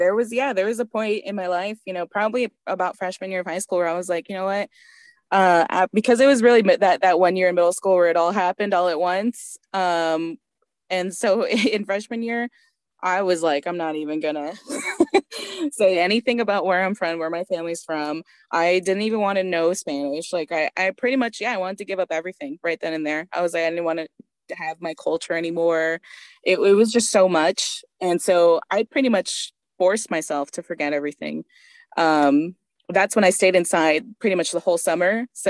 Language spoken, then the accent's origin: English; Germany; born there; I'm Bolivian Honduran, I was born in Germany, like, you know, the whole thing.